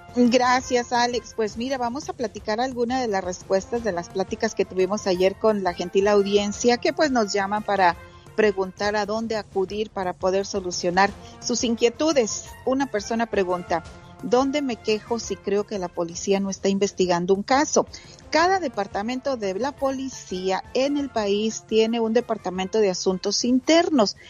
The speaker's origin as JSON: {"language": "Spanish", "town": "Santa Catarina", "region": "Nuevo León", "country": "Mexico", "accent": "norteño", "said": "de Santa Catarina, Nuevo León, bien cerquita del cañón de la Huasteca. Soy muy, muy orgullosa de ser de Santa Catarina, Nuevo León"}